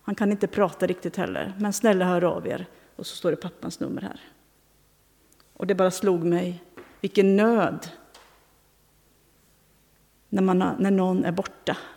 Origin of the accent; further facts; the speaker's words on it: Tanzania; now in Sweden; Bland annat en i Tanzania i det område där jag växte upp.